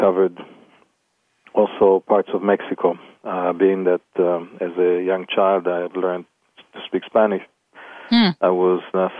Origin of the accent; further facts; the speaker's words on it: Israel; moved away as an adult; now in Los Angeles, United States; being born in Israel.